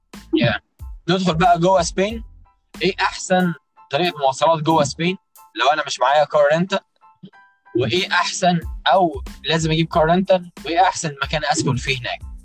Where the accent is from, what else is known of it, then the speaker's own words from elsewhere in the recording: Egypt; now in New York, United States; عندنا في مصر